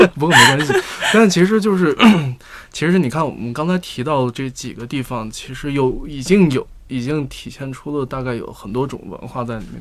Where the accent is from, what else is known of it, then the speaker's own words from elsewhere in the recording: Beijing, China; 作为北京人